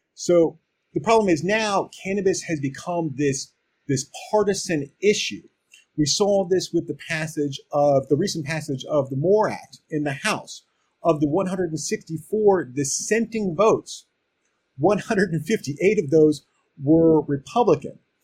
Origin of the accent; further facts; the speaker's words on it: Maryland, United States; my home state of Maryland